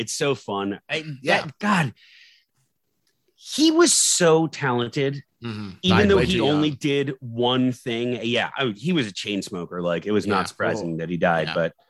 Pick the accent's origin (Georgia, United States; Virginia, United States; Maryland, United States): Maryland, United States; growing up in Maryland and living in haunted woods. Yeah. I'm telling you right now, I lived in haunted woods